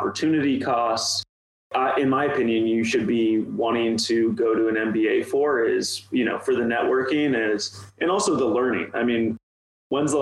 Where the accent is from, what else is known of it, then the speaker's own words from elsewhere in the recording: Ohio, United States; a guy just born and raised in Ohio